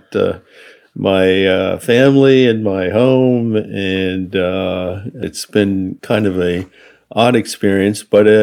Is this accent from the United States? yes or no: yes; United States; I'm Japanese American.